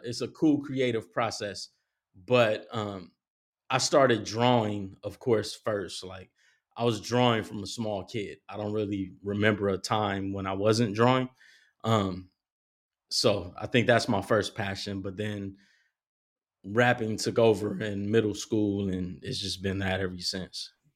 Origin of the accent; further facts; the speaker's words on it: Compton, California, United States; I was born in Compton, and my first part of my life was, uh, in Compton